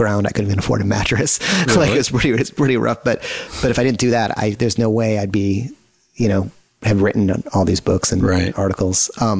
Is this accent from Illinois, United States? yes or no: yes; Chicago, Illinois, United States; moved away; I grew up in Chicago.